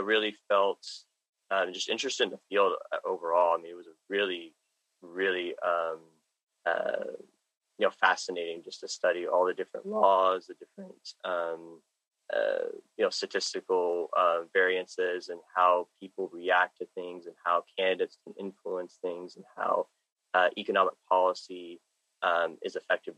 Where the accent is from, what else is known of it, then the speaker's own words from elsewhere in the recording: Dallas, Texas, United States; I'm from Dallas, Texas.